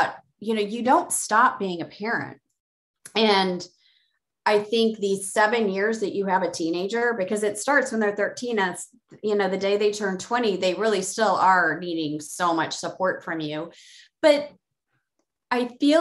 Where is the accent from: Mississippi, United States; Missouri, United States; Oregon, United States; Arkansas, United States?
Missouri, United States; Columbia; my hometown, which is Columbia, Missouri